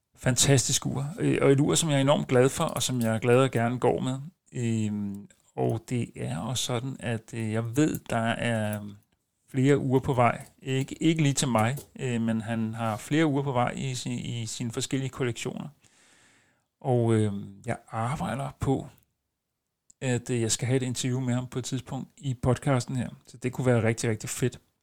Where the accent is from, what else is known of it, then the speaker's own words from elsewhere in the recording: a suburb of Copenhagen, Capital Region of Denmark, Denmark; jeg er ikke rigtig københavner, jeg er ude fra en forstad til København